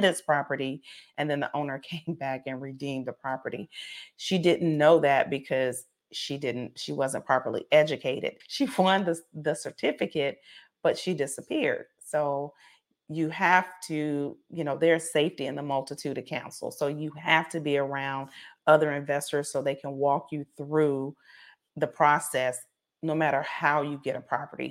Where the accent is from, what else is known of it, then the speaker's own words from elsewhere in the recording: South Carolina, United States; I'm from, I'm from South Carolina